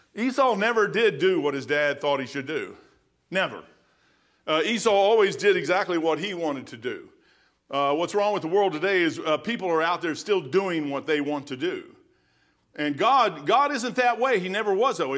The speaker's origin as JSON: {"language": "English", "region": "Kentucky", "country": "United States", "said": "I'm a brick from Kentucky"}